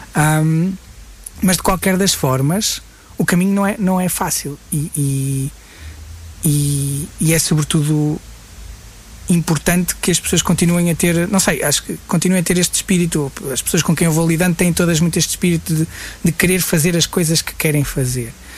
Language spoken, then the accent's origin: Portuguese; Guimarães, Braga, Portugal; also born or lived in Coimbra; Eu sou, sou, sou de Guimarães, uh, uh, nasci e vivo em Guimarães